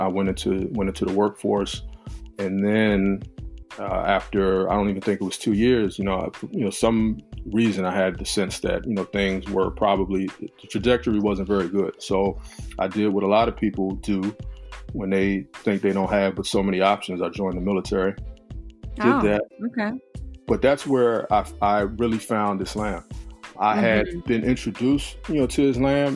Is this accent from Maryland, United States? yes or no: yes; Prince George's County, Maryland, United States; moved away as an adult; also born or lived in Washington, District of Columbia, United States; now in Philadelphia, United States; I grew up in Prince George's County, Maryland. I grew up in I would say PG County as well as DC